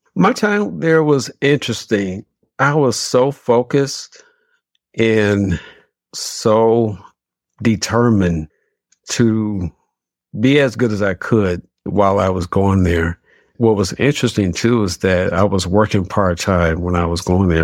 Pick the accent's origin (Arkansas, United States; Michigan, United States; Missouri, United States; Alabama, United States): Michigan, United States; Detroit; born and raised in Detroit, on the west side, west side of Detroit